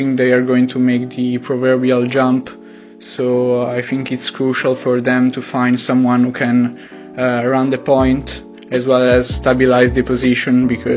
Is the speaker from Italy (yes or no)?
yes; Italy; English is a second language; as you can tell from my accent, I'm not American. I'm Italian